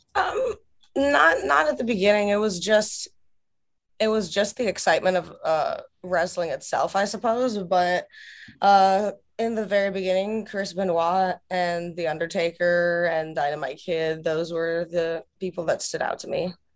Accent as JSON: {"language": "English", "country": "Russia", "moved": "yes", "lives_now": "United States", "said": "my home country of Russia"}